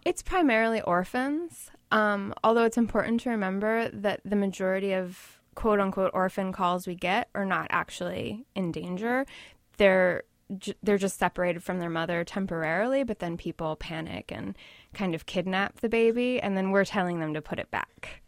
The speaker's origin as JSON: {"language": "English", "town": "Washington", "region": "District of Columbia", "country": "United States", "moved": "yes", "lives_now": "New York, United States", "said": "Originally, I'm from the D C area, but I've been in New York since two thousand one."}